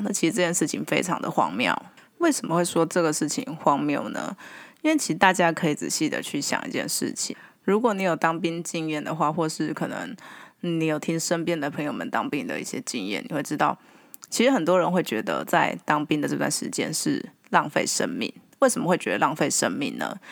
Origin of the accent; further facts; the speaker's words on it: Taiwan; 我们台湾人